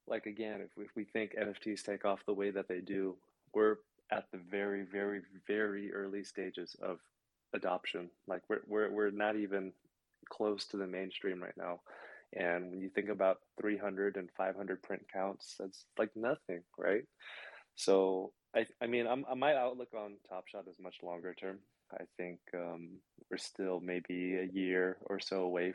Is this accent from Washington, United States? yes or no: yes; Seattle, Washington, United States; I'm from Seattle.